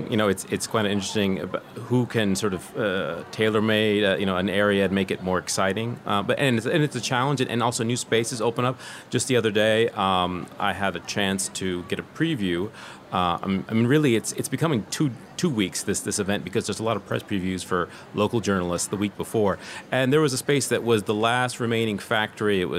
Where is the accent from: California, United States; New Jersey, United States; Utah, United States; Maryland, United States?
California, United States; I call it the, the Silicon Valley of, of, of furniture manufacturing because I come from Silicon Valley in California.